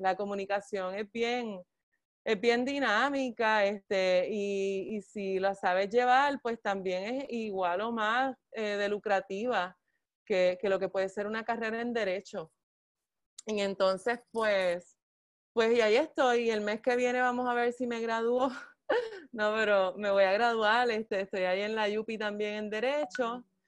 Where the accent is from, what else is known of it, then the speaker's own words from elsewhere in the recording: Bayamón, Puerto Rico; also born or lived in Ketchikan, Alaska; vine a Puerto Rico este, a los 10 meses de nacida y entonces me crió mi abuelita en, Bayamón, en la cuarta sección de Lomas Verdes. Este, y entonces, pues sí, allí crecí